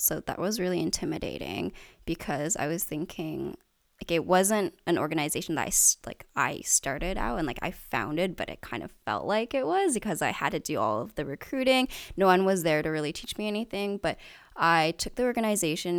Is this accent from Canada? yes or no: yes; Richmond, British Columbia, Canada; I've grown up here in Richmond my entire life